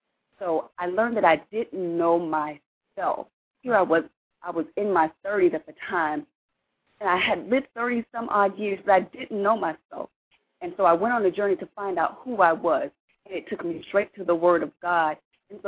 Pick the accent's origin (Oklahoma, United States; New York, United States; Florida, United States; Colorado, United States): Florida, United States; moved away as an adult; now in Texas, United States; I am originally from Florida. I've been in Texas for about 12 years now.